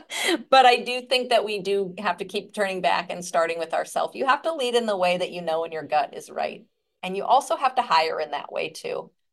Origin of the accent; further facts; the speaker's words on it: Midwest, United States; I'm from the Midwest